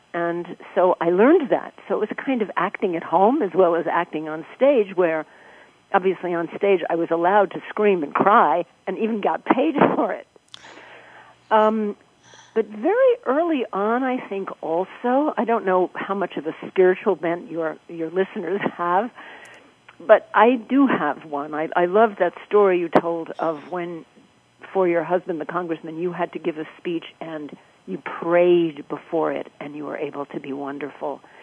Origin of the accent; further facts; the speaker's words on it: New York, United States; I grew up in New York